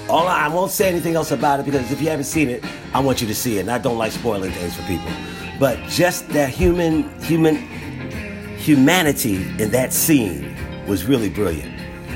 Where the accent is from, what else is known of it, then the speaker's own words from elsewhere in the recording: United States; as an American